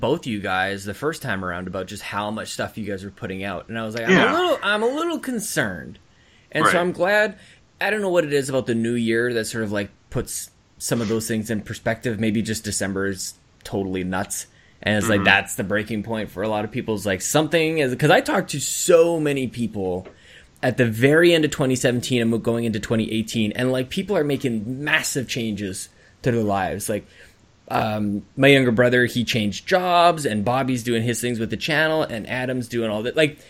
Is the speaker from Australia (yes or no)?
no; Canada; As a Canadian.